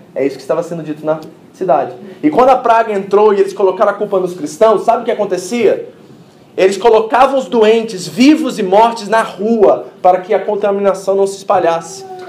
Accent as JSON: {"language": "Portuguese", "region": "Rio de Janeiro", "country": "Brazil", "said": "Eu não sou mineiro, né, gente? Eu sou carioca"}